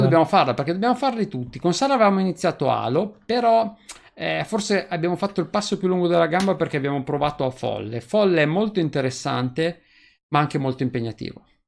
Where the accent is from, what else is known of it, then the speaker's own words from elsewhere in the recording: Novara, Piedmont, Italy; io sono di Novara